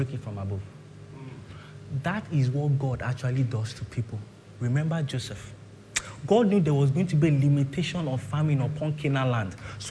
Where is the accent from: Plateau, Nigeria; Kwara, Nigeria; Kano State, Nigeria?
Kwara, Nigeria; Ilorin; now in Lagos, Nigeria; I'm from Ilorin